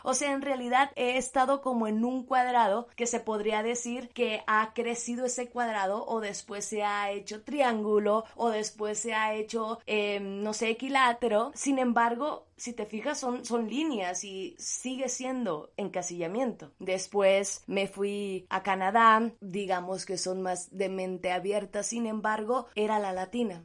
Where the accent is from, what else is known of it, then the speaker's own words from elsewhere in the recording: Sinaloa, Mexico; yo crecí en Sinaloa, en un estado de aquí de México